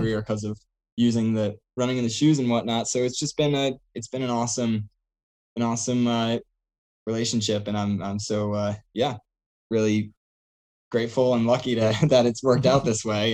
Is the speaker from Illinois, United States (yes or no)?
no; Seekonk, Massachusetts, United States; also born or lived in Providence, Rhode Island; from Seekonk, Massachusetts.